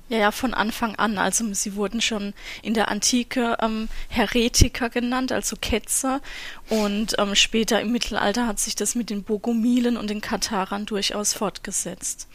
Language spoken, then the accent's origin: German; Southern Germany, Germany; Ich komme ja auch aus Süddeutschland